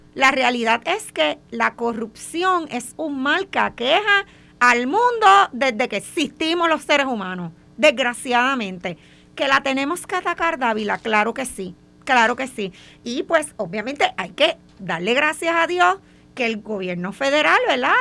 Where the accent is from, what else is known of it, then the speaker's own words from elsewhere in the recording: Puerto Rico; nosotros somos puertorriqueños